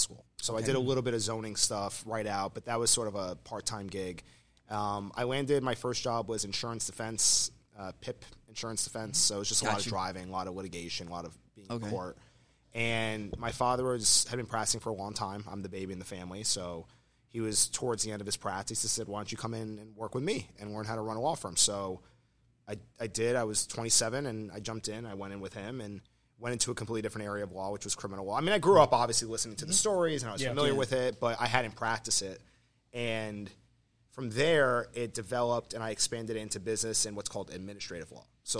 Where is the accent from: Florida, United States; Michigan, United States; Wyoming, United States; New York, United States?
Florida, United States; Plantation; I grew up down here in South Florida. I'm a South Florida native in Plantation, which is west of Fort Lauderdale